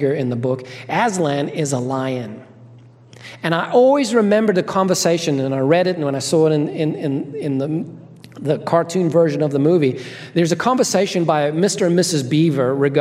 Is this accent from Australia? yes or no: no; Zimbabwe; I grew up in Zimbabwe, Africa